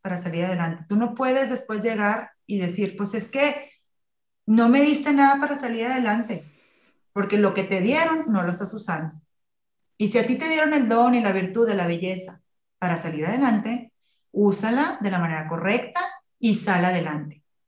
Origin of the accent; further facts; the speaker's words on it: Tampico, Tamaulipas, Mexico; moved away; yo soy de Tampico, vivía en Tampico